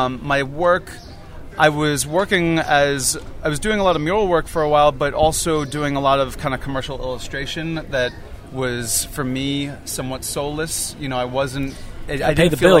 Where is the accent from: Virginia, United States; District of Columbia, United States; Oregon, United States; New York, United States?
New York, United States; Long Island; also born or lived in Brooklyn, New York / Queens, New York; I was born in Brooklyn, grew up in Brooklyn, Queens. Then we moved out to Long Island when I was in second grade